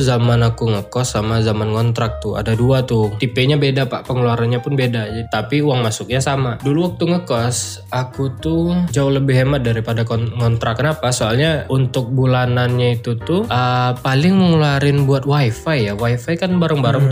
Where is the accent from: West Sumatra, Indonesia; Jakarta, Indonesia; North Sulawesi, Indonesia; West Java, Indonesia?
West Sumatra, Indonesia; Sijunjung; moved away; Di kota kecil di daerah Sumatera Barat, Si Junjung namanya.